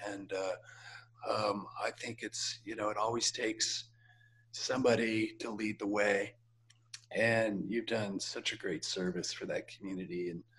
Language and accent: English; Salt Lake City, Utah, United States; born or raised there